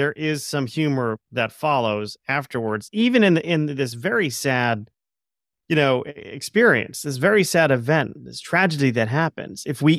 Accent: Florida, United States; my brother, when we were growing up, we grew up in South Florida. Don't hold that against me.

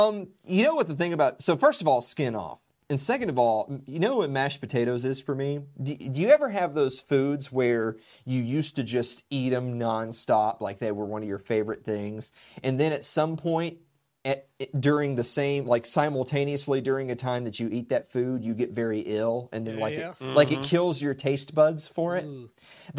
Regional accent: Tennessee, United States; It's more that just I'm from Tennessee. So what's snow?

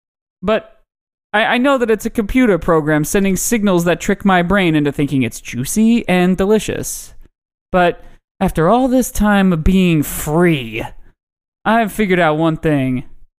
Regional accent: Indiana, United States; born there; I was born in Indiana, so the Colts are my team.

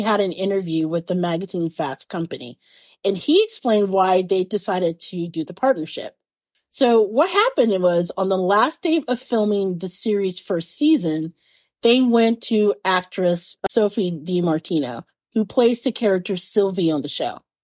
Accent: Indiana or Indianapolis, United States; being a little kid growing up in Indiana or Indianapolis

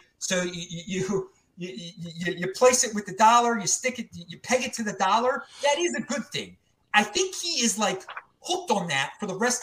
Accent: Baltimore, Maryland, United States; now in Salt Lake City, United States; I'm from Baltimore originally

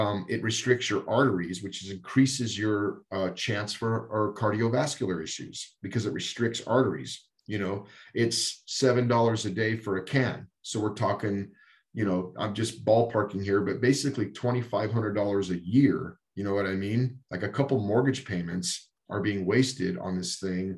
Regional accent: Texas, United States; also born or lived in Colorado; now in North Dakota, United States; I grew up in Texas, but we've been in Colorado for 20 years before we moved to North Dakota

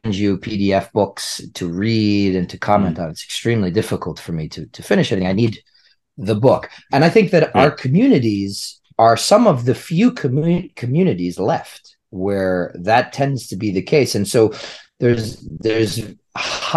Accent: United States; I'm American

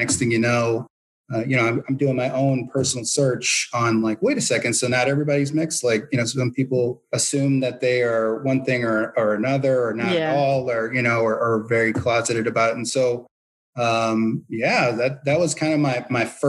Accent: St. Louis, Missouri, United States; I'm from the Midwest, you know, St. Louis, born and raised.

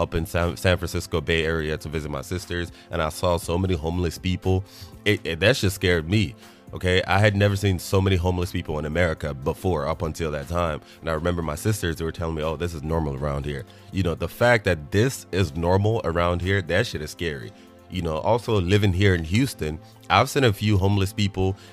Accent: Nigeria; moved away; I'm Nigerian, being born in Nigeria as a child

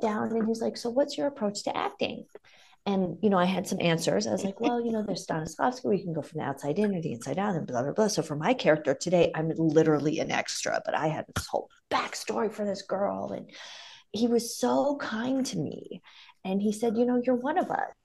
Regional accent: Ohio, United States; now in Las Vegas, United States; I'm from Ohio, but we would vacation in the South

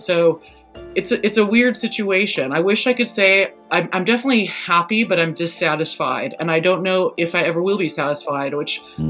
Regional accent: Santa Cruz, California, United States; moved away as an adult; also born or lived in San Francisco; now in England, United Kingdom; growing up in Santa Cruz, the time I did, I came from a lower middle class household where there was not really any money

